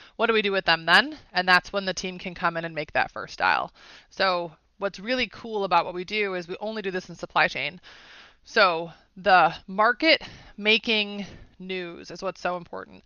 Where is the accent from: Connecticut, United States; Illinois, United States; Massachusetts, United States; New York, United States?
Illinois, United States; Schaumburg; moved away as an adult; now in Atlanta, United States; I'm a Chicago girl, born and raised, Schaumburg, Illinois.